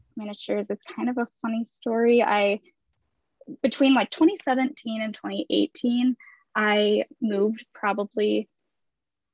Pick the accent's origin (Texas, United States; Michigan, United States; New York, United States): Michigan, United States; Kalamazoo; now in Grand Rapids, United States; I grew up in Kalamazoo